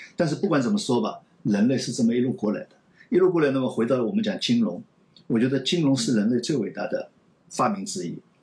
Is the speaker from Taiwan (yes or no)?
no; China; 我们中国人